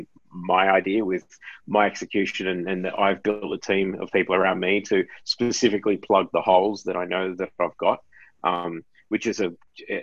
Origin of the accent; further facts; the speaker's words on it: Sydney, New South Wales, Australia; I'm from New South Wales. I grew up in Casula in southwest Sydney, not far from where you guys are right now